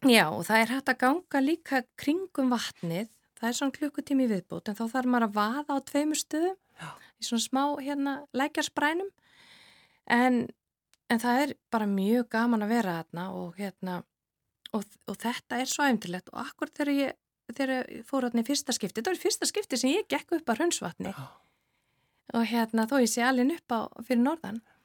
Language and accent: Icelandic; Akureyri, Northeastern Region, Iceland; also born or lived in Reykjavík; ég er alveg upp á Akureyri, efst á, á brekkunni